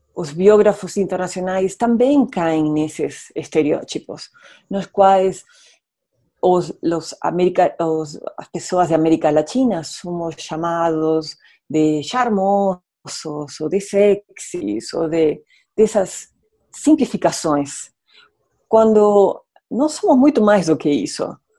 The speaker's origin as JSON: {"language": "Portuguese", "country": "Argentina", "second_language": "Portuguese", "moved": "yes", "lives_now": "Rio de Janeiro, Brazil", "said": "eu sou argentina"}